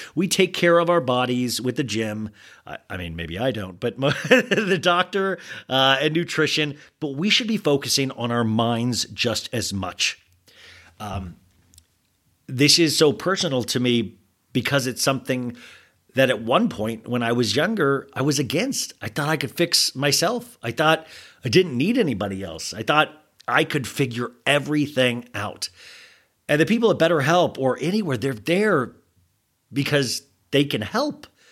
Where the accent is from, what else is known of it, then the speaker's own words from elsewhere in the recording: United States; I'm an American